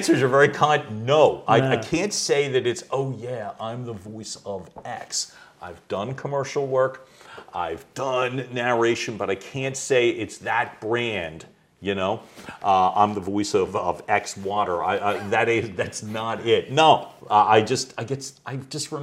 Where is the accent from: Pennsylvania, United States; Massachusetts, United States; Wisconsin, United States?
Pennsylvania, United States; Philadelphia; I grew up in Northeast Philly